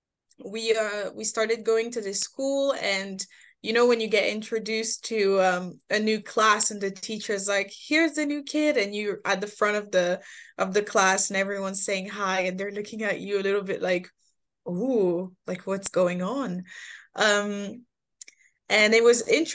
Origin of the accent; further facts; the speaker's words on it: Moult, Normandy, France; also born or lived in Paris; I moved to Normandy when I was just below 10, I want to say, moved to Normandy when my parents got separated. And so then I did most of my growing up in Normandy